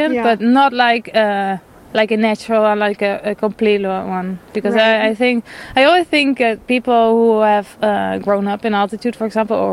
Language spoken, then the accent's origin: English; Netherlands; moved away; I'm from Holland. I live below sea level for a long time